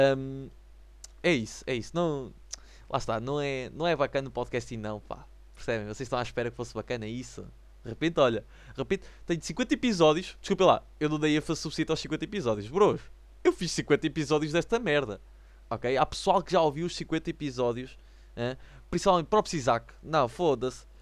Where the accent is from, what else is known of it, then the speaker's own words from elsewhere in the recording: the North, the north of Portugal, Portugal; sou do Norte